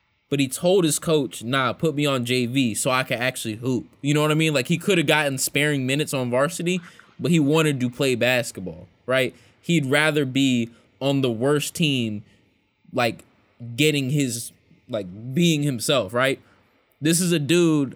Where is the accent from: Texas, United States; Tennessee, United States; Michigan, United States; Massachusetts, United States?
Tennessee, United States; Memphis; I'm from Memphis